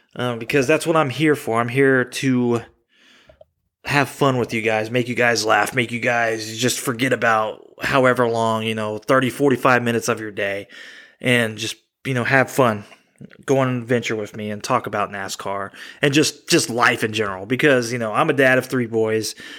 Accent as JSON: {"language": "English", "region": "Texas", "country": "United States", "tie": "born or raised there", "moved": "yes", "lives_now": "Indiana, United States", "said": "I was born in Texas"}